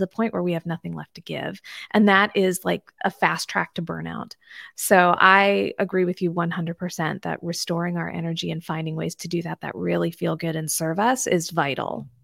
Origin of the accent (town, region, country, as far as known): D.C., Maryland, United States; born or raised there